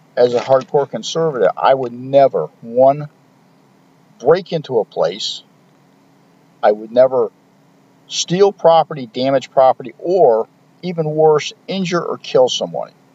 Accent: United States; we as American citizens

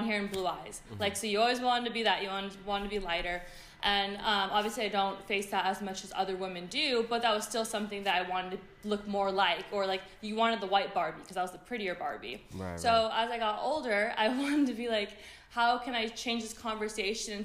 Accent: Vallejo, California, United States; moved away as an adult; also born or lived in San Francisco, California; now in Los Angeles, United States; I actually was born and raised in Vallejo, California

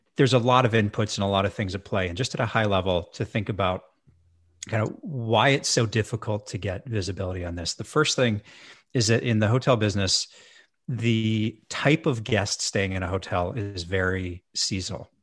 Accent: Edmonton, Alberta, Canada; moved away; also born or lived in Victoria, British Columbia; I moved back to my hometown of Edmonton, Alberta.

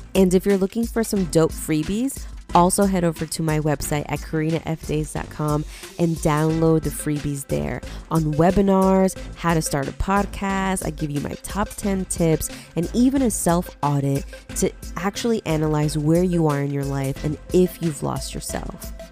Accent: Lyndhurst, New Jersey, United States; also born or lived in Union, New Jersey / Highland Park, New Jersey; I grew up in North Jersey in Lyndhurst

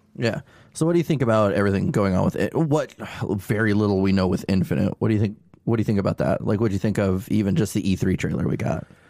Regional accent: Atlanta, Illinois, United States; we're from Atlanta, Illinois, we called it A T L Hellraisers.

